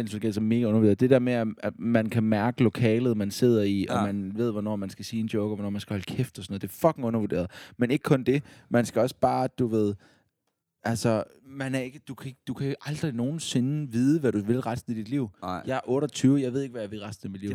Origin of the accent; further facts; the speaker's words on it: Odense, Southern Denmark, Denmark; Fordi jeg er fra Odense.